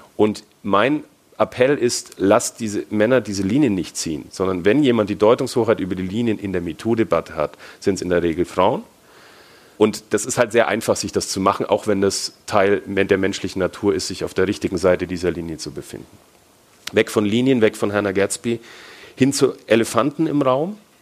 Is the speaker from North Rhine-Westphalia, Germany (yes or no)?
no; Franconia, Bavaria, Germany; accent: Franconian; Ich bin Deutscher, also vielleicht hört man es ein bisschen, also bin Franke